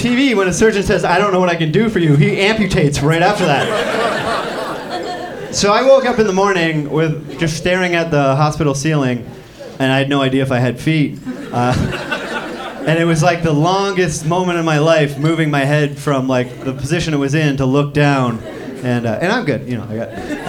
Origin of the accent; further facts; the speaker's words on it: Canada; But I'm from Canada, which we have a healthcare system